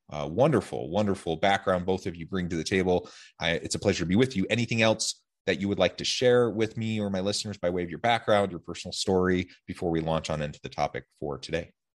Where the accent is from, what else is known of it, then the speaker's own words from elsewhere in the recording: Salem, Oregon, United States; now in Utah, United States; I'm from Salem, Oregon